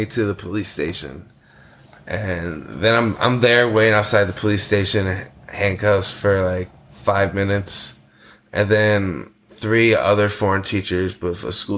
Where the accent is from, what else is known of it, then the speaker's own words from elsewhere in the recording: United States; moved away as an adult; also born or lived in China; being American